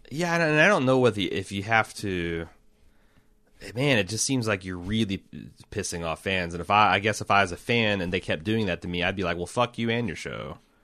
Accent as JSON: {"language": "English", "region": "Ohio", "country": "United States", "said": "I'm from Ohio"}